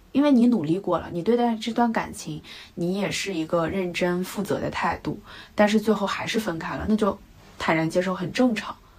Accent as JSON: {"language": "Chinese", "country": "China", "moved": "as an adult", "lives_now": "United Kingdom", "said": "我们中国人"}